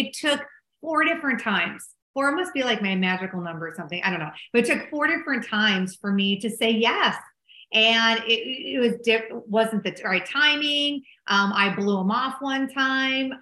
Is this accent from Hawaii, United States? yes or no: no; Minneapolis, Minnesota, United States; accent: Minnesota; also born or lived in Dallas, Texas; I'm originally from Minneapolis, Minnesota, and you probably can tell from my funny accent. And I moved back home